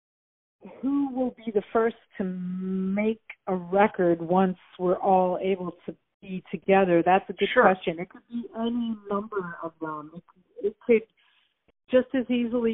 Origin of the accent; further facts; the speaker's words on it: Minneapolis, Minnesota, United States; Craig and I, you know, we're both from Minneapolis